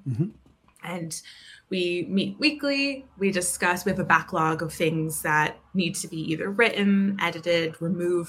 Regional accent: New Jersey, United States; moved away as an adult; also born or lived in Ireland / Barcelona; now in London, United Kingdom; I'm from New Jersey originally. I moved to Ireland about 7 years ago

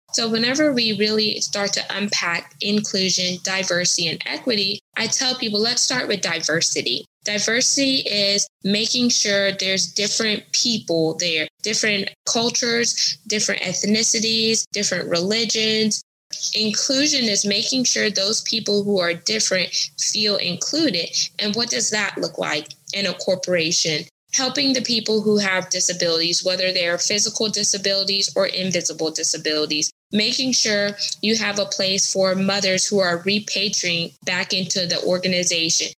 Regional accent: United States; I'm American, I'm first generation American because my parents are Caribbean descent

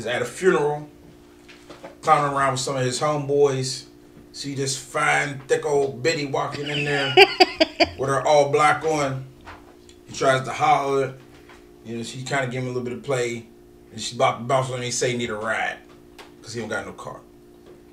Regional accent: East Coast, United States; we're East Coast people.

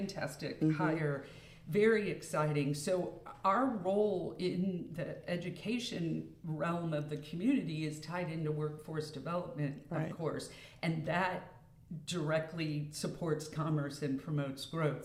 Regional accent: Midwest, United States; moved away as an adult; now in Mississippi, United States; I've lived here 30 years. I didn't grow up here. I grew up in the Midwest and went to college in the Midwest

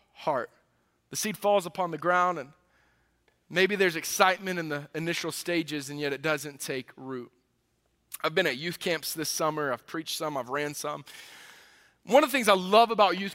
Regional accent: the South, United States; now in Midwest, United States; I grew up in the South

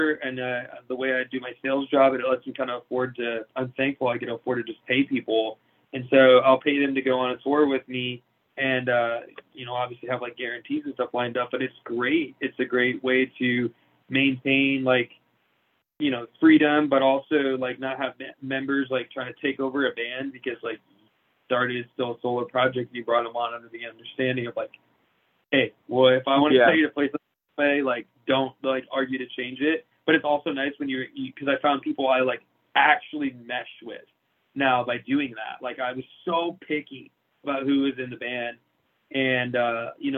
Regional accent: Iowa, United States; now in Florida, United States; come back to Iowa, like where we're obviously both from.

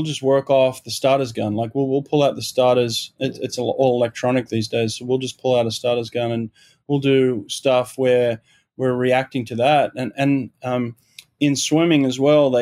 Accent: Sydney, New South Wales, Australia; moved away as an adult; also born or lived in Auburn, Alabama / Los Angeles; now in Delaware, United States; I grew up in Maroubra in Sydney.

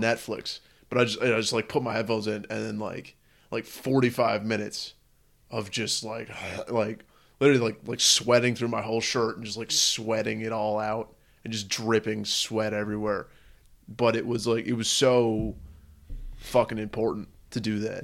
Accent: San Francisco, California, United States; my whole life growing up in San Francisco

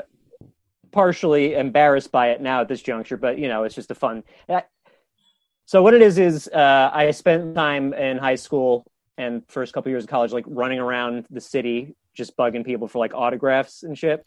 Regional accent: Tuckahoe, New York, United States; moved away as an adult; now in Brooklyn, United States; I grew up in the village of Tuckahoe, New York, in Westchester

